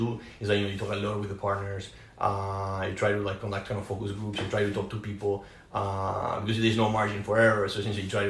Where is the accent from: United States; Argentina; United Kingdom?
Argentina; moved away; I'm originally from Argentina